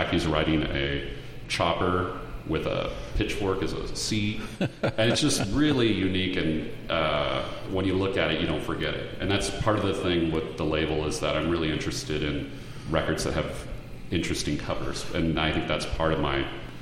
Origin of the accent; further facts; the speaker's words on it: Portland, Oregon, United States; I grew up in the Northwest in Portland